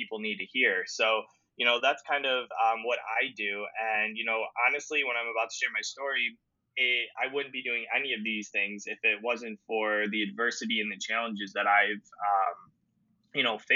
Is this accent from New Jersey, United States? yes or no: no; Cleveland, Ohio, United States; I'm from Cleveland, Ohio